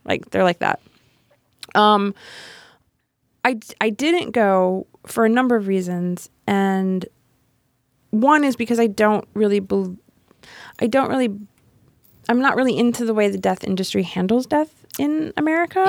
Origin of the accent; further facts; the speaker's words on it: Miami, Florida, United States; moved away; grew up in Miami. Um, I went to high school and college in Miami.